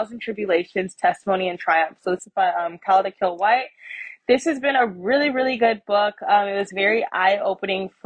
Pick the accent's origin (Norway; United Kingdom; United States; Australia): United States; I'm just American who happens to be black. Like I'm black. I'm American.